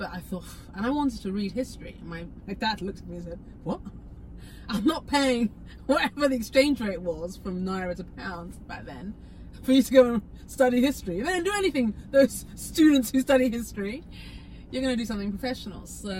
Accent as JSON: {"language": "English", "region": "England", "country": "United Kingdom", "tie": "born there", "said": "I'm born in England to Nigerian parents."}